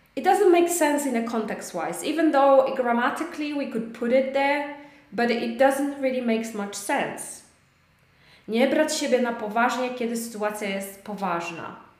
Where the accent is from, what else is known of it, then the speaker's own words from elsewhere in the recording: Poland; English is a second language; moved away; I miss the Baltic Sea too because I'm from Weber